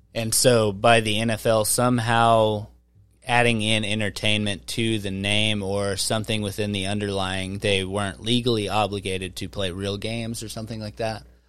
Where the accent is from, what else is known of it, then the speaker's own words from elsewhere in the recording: Wichita, Kansas, United States; I'm from Wichita. I'm from Kansas.